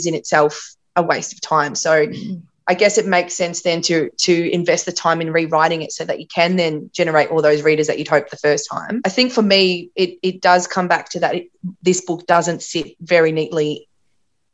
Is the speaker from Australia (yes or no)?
yes; Australia; I'm Lebanese and I am Australian, and I am proud to be both.